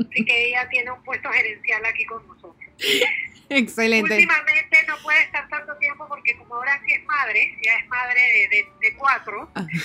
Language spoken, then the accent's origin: Spanish; Chiriquí, Panama; Yo soy de Chiriquí